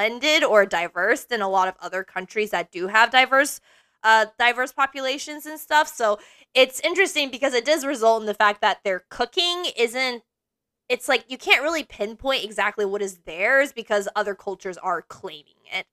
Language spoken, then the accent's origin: English; Texas, United States; as a Texan